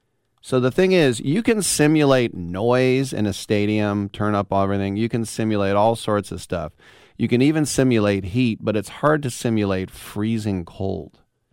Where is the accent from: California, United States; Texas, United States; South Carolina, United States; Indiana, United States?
California, United States; it's cold for me as a Californian